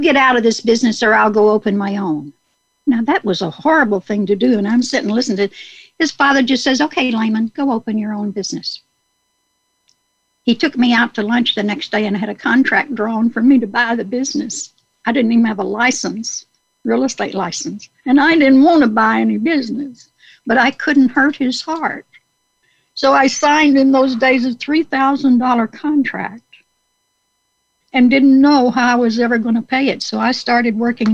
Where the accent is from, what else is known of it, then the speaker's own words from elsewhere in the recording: Star City, Arkansas, United States; I was born in Star City, Arkansas, close to Dice, Arkansas